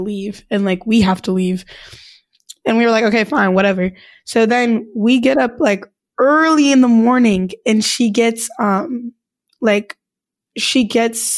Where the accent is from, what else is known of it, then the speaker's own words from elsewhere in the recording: California, United States; I'm from California, but, like, it's a very California-esque school